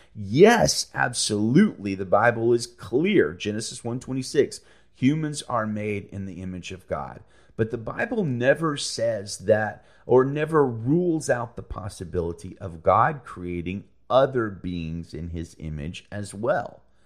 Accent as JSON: {"language": "English", "region": "Alabama", "country": "United States", "said": "I'm from Alabama"}